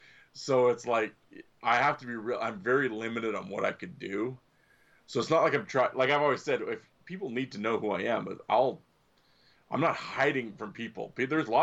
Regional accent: Canada; Canada, we don't have grits.

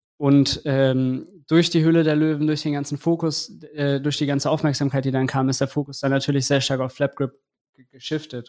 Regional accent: Eschborn, Hesse, Germany; ich bin aus Eschborn

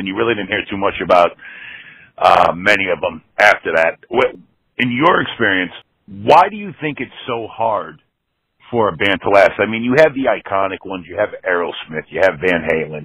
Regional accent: New England, United States; I grew up in New England

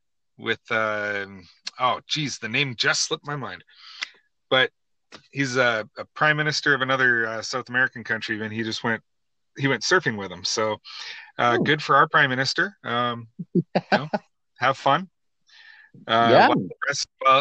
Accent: Canada; as a Canadian

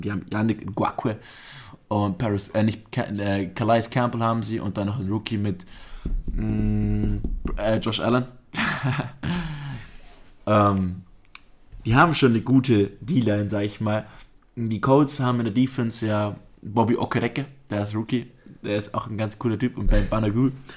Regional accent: Augsburg, Bavaria, Germany; Wir sind ja Augsburger Gebürtige

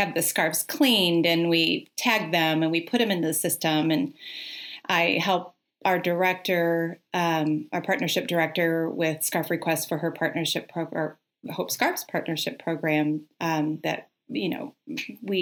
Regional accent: Michigan, United States; now in Louisville area, United States; I'm a Michigan girl.

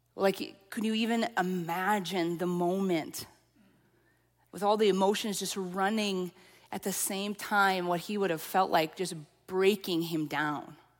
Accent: central Minnesota, United States; accent: central Minnesota; also born or lived in Lafayette, Louisiana; I actually had one person pinpoint me to central Minnesota

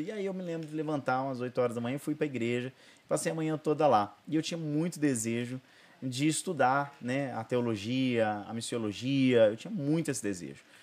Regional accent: Brazil; moved away; Aí fui embora para Ribeirão num tempo assim sabático, precisava voltar para minha cidade natal

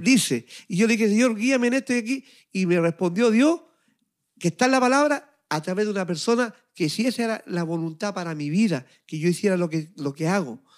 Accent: Chile; now in Montreal, Canada; de Chile, de mi tierra, de mi país, estando yo aquí en Montreal, Canadá

